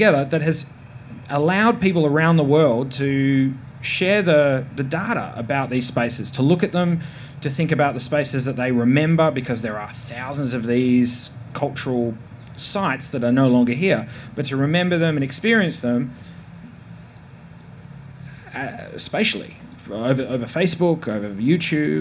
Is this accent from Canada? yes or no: no; Tasmania, Australia; I'm from Tasmania